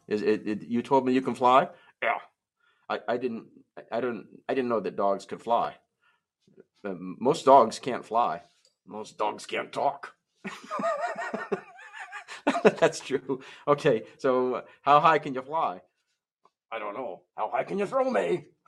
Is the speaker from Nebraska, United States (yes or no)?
yes; Nebraska, United States; I grew up in Nebraska